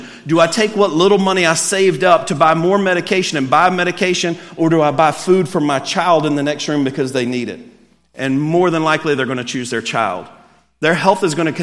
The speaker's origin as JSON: {"language": "English", "region": "Alabama", "country": "United States", "said": "I'm from Alabama"}